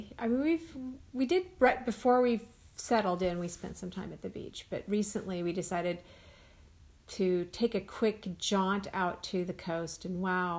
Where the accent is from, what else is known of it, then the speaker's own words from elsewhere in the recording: Northern California, United States; moved away as an adult; now in Oregon, United States; I'm from Northern California primarily when I spent my time at the coast, and it's very rugged.